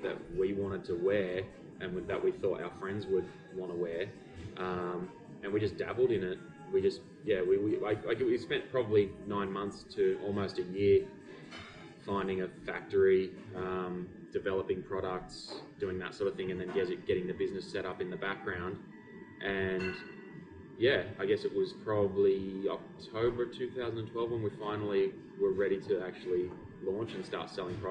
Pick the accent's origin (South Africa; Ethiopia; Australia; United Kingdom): Australia; we're Australian, so we just kind of Australianize it and say attacker.